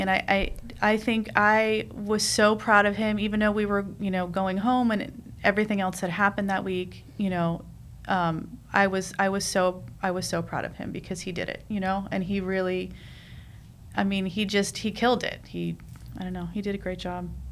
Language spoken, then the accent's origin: English; New York City, New York, United States; moved away; I'm I'm from New York. You know, I, I grew up in Queens.